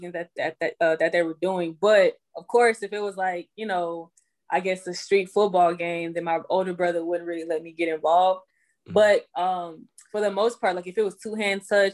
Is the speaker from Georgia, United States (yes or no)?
no; Houston, Texas, United States; moved away as an adult; also born or lived in Greenville, South Carolina; now in Atlanta, United States; I was born in Greenville, South Carolina, raised in Houston, and then I moved to Atlanta after college pretty much